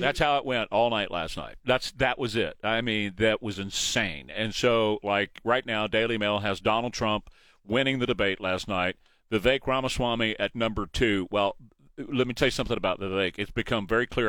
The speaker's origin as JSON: {"language": "English", "town": "San Antonio", "region": "Texas", "country": "United States", "tie": "born or raised there", "said": "I grew up in San Antonio"}